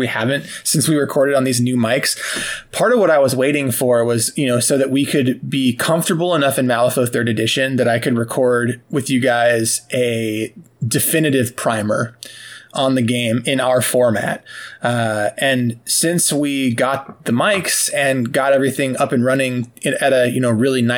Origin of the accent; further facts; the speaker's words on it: California, United States; moved away as an adult; now in Wisconsin, United States; I grew up the first 19 years of my life in California